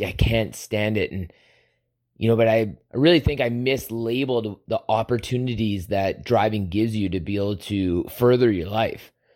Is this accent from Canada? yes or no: yes; Southern Alberta, Canada; my childhood growing up in Southern Alberta